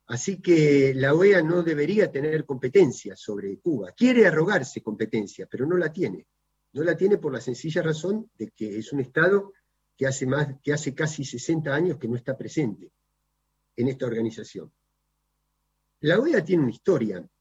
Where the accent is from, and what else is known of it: Argentina